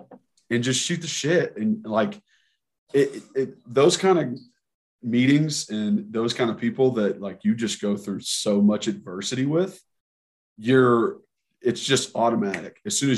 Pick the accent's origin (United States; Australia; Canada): United States; Knoxville, Tennessee; I just need to introduce myself because I grew up in Knoxville and I watched you play and I played and you're just a legend.